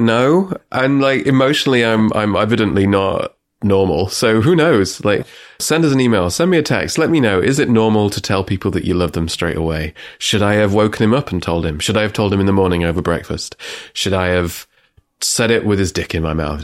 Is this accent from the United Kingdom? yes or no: yes; England, United Kingdom; I'm English